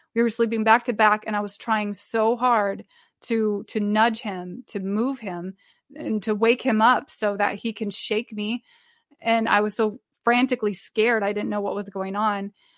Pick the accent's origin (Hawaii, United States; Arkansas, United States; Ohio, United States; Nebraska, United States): Nebraska, United States; Omaha; now in Iowa, United States; I'm from Omaha, Nebraska, and I live in Iowa